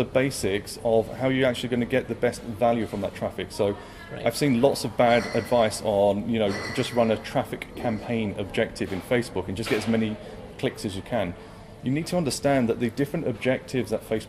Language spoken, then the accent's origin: English; London, United Kingdom; Brought up in London.